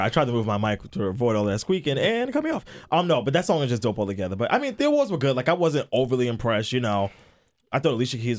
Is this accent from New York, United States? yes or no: yes; Brooklyn, New York, United States; It's just like, I'm from Brooklyn. This is what we do.